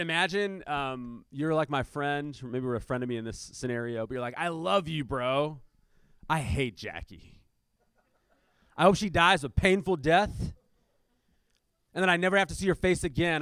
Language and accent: English; United States; we're Americans